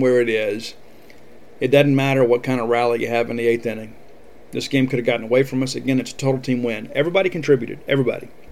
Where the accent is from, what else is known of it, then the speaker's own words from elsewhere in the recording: South Mississippi, United States; I'm from South Mississippi, and fiercely proud to be a Mississippian.